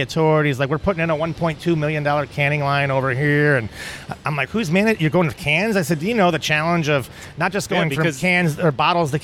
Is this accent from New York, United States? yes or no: yes; Troy, New York, United States; We're from Troy.